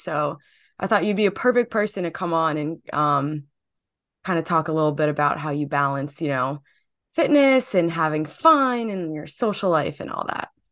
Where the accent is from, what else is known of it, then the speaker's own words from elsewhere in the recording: New Jersey, United States; I'm from New Jersey